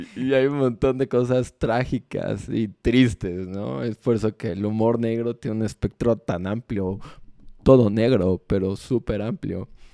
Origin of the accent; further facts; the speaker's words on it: Mexico; como mexicanos tenemos algo muy bueno